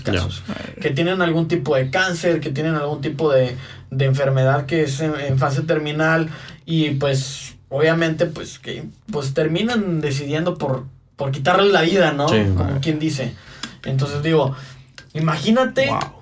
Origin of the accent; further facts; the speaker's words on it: Mexico; así somos los mexicanos